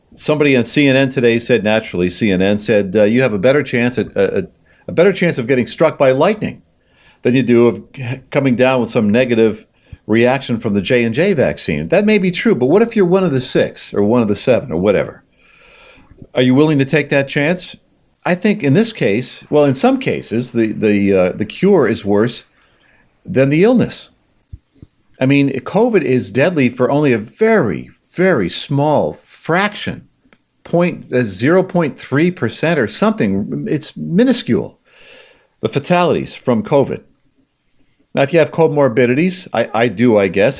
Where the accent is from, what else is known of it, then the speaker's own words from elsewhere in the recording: United States; I'm an American